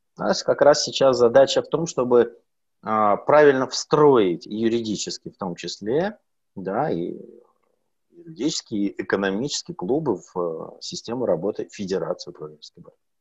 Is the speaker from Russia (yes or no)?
yes; Sakhalin Oblast, Russia; now in Moscow, Russia; на Сахалине это очень популярно у меня на родине